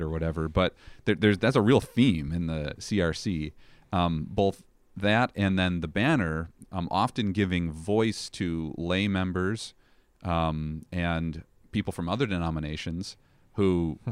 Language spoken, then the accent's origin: English; Chicago, Illinois, United States; also born or lived in Elmhurst, Illinois / Plainfield, Illinois; born and raised in the Chicago area